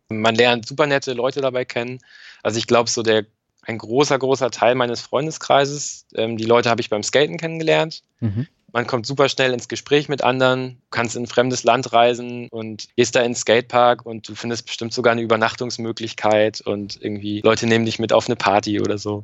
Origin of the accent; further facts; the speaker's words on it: Northern Germany, Germany; dass Norddeutschland echt ein bisschen meine Heimat ist